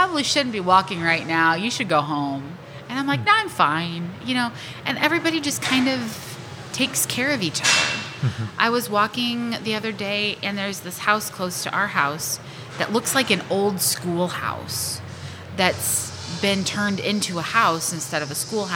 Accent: Glasgow, Missouri, United States; So I grew up in Glasgow

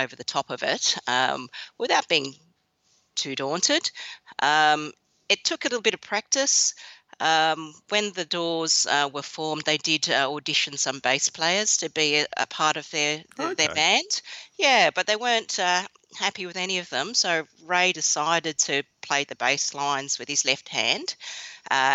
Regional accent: Western Australia, Australia; I grew up in Western Australia in a Chinese Australian family, and even though my parents are quite Aussie and embrace the Aussie lifestyle

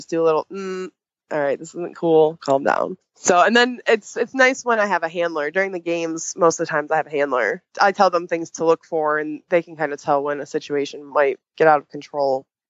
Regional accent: Chicago, Illinois, United States; moved away as an adult; I'm actually from Chicagoland area originally.

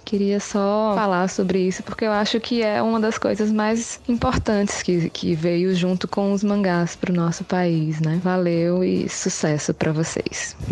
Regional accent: Paraíba, Brazil; now in Bahia, Brazil; morando na Bahia, mas sou da Paraíba

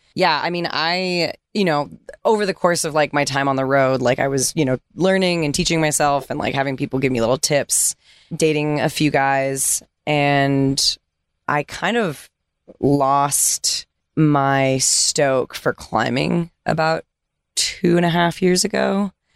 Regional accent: California, United States; moved away as an adult; growing up in California

